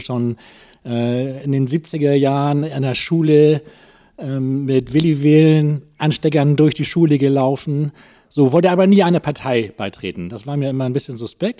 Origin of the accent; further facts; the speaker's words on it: Wentorf, Schleswig-Holstein, Germany; moved away as an adult; also born or lived in Hamburg; now in Schwarzenbek, Germany; Ich komme aus Hamburg. Groß geworden bin ich in Wentorf hm. als Jugendlicher